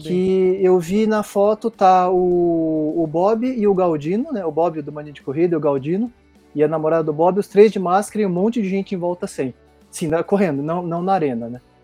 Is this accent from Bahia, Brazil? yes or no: no; Barretos, São Paulo, Brazil; now in São Paulo, Brazil; pertinho da minha terra, que eu sou de Barretos, então tamo ali pertinho. Mas eu moro em São Paulo hoje